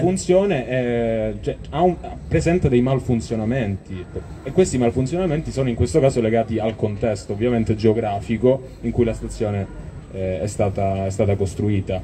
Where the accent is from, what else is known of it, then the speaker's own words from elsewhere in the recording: Calabria, Italy; in quanto calabresi, in quanto, eh, persone che vivono nel sud Italia.